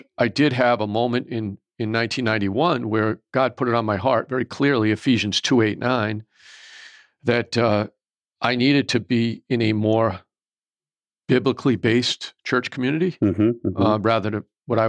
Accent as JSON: {"language": "English", "region": "Rhode Island", "country": "United States", "tie": "born or raised there", "said": "We grew up just outside of Providence."}